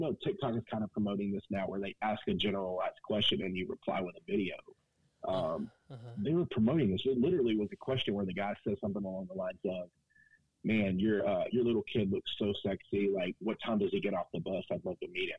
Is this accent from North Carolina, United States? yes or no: yes; Burlington, North Carolina, United States; born or raised there; moved away as an adult; now in Fort Worth, United States